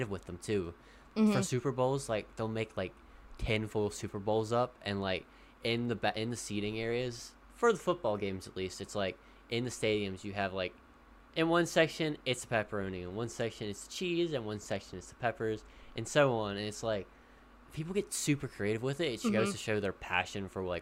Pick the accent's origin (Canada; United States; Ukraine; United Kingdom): United States; I'm American